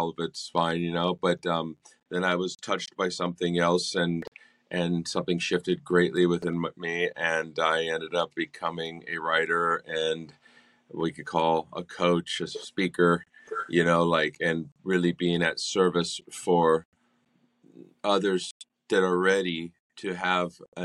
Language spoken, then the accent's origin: English; California, United States; moved away as an adult; I grew up in California and I moved down here when I was 23